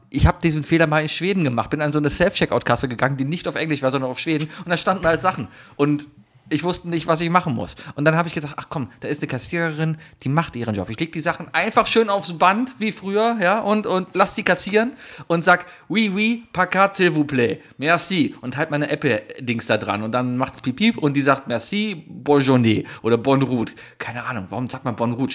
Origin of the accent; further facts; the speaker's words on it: Germany; als Deutscher